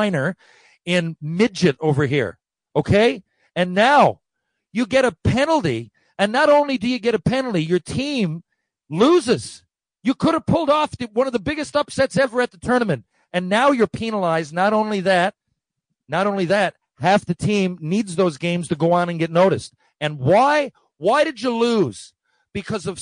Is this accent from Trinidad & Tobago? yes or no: no; Canada; I'm Canadian